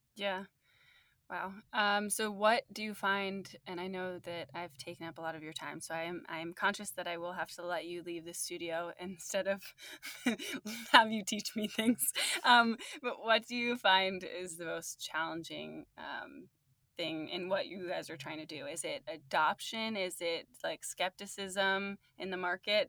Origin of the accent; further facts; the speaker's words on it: New Jersey, United States; also born or lived in London; now in New York, United States; I was born in New Jersey and I'm now in New York